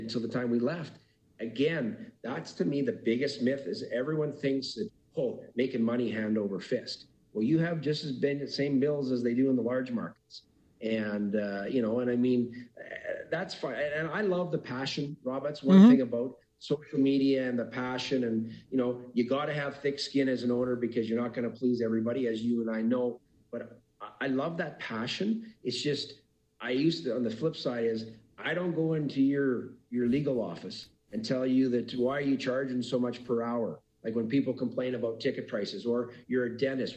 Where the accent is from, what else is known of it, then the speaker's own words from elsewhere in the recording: Calgary, Alberta, Canada; also born or lived in Cranbrook; born and raised in Calgary, not born, but raised in Calgary.